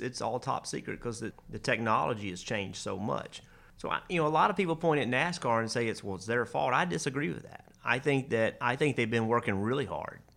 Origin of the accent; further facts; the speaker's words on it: South Boston, Virginia, United States; I was from South Boston.